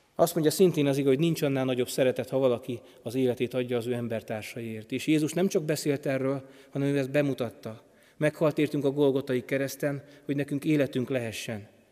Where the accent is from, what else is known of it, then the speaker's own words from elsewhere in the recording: foot of Tokaj Hill, Borsod-Abaúj-Zemplén, Hungary; Én helyben nőttem fel, Tokaj hegy alján